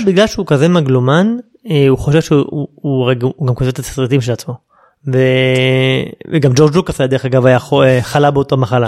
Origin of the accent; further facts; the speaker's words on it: Israel; אנחנו כישראלים